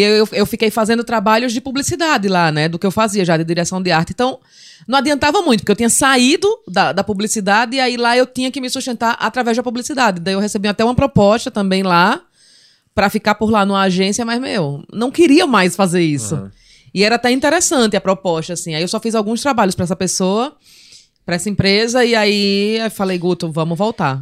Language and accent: Portuguese; Palmeira dos Índios, Alagoas, Brazil; also born or lived in Maceió; Eu sou de Maceió e mo- não, sou de Maceió e morei em Palmeira. Eu fui para com cinco anos eu fui morar em Palmeira dos Índios Palmeira e morei lá até os 13 anos